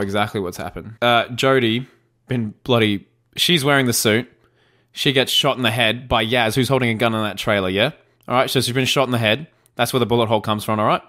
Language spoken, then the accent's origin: English; Australia; I'm Australian. It's part of my dialect.